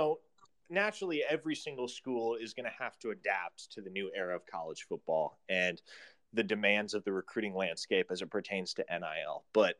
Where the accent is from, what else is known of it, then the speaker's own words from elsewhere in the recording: Omaha, Nebraska, United States; moved away as an adult; now in Norman, United States; I grew up in Omaha, which is about 40 minutes away.